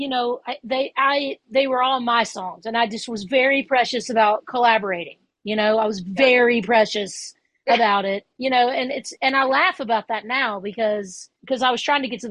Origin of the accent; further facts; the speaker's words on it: Hernando, Mississippi, United States; also born or lived in Memphis, Tennessee; I grew up in Hernando, Mississippi, which is about 15, 20 miles south of Memphis.